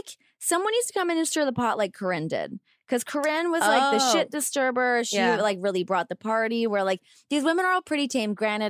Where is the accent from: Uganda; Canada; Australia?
Canada; moved away as an adult; now in United States; When I lived in New York, the first year I moved there, when I came from Canada and I got like my tax bill